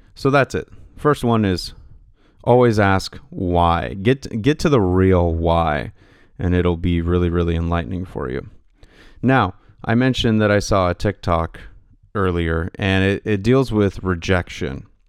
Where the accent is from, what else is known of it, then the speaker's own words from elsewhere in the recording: Pacific Northwest, United States; I'm from the Pacific Northwest